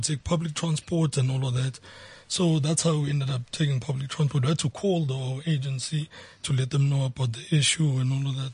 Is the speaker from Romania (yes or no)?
no; Soweto, Gauteng, South Africa; I was born and bred in Soweto